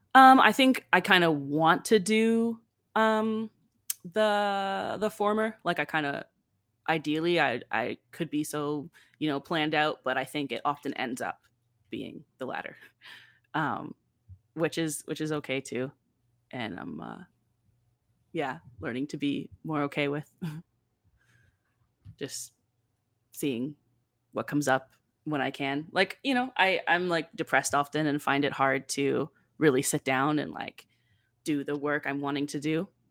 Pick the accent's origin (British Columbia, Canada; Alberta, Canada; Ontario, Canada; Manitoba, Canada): Ontario, Canada; Campbellford; growing up in Campbellford